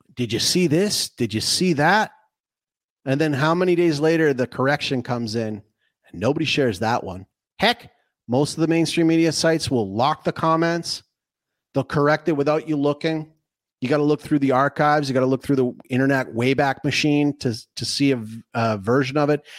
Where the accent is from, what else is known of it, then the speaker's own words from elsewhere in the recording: Canada; I'm, I'm Canadian